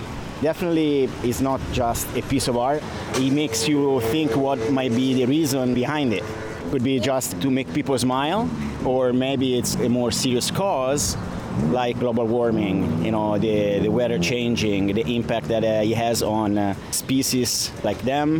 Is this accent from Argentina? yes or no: no; Italy; from Italy.